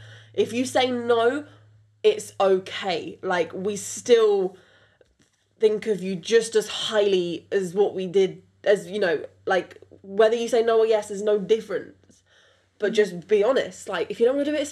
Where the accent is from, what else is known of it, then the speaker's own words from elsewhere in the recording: United Kingdom; accent: British; first language French; English is a second language; my first language is French. English is my second language. You wouldn't know it because I was raised in UK from birth